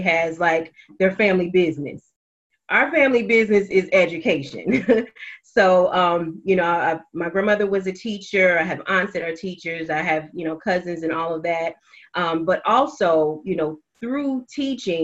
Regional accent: Cincinnati, Ohio, United States; I'm from Cincinnati, Ohio, born and raised.

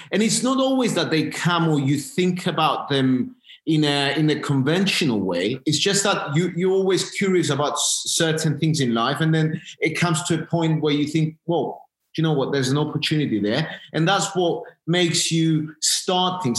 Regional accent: Cyprus; moved away as an adult; now in London, United Kingdom; I'm from Cyprus originally. I, I I've lived my you know my initial my first years in Cyprus. Uh, went to school there, and then I came.

